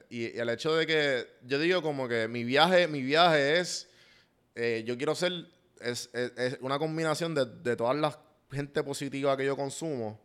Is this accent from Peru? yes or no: no; Puerto Rico; now in Atlanta, United States; yo quiero volver a Puerto Rico